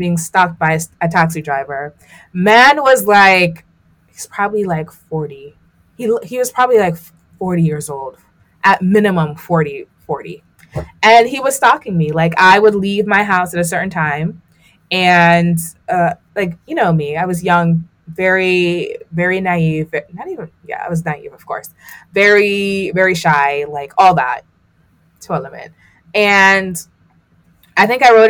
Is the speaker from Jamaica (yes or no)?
yes; Jamaica; I grew up in Jamaica